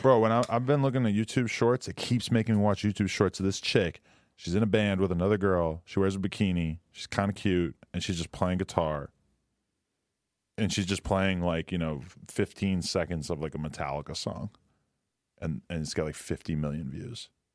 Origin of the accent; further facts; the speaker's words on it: New Hampshire, United States; now in California, United States; New Hampshire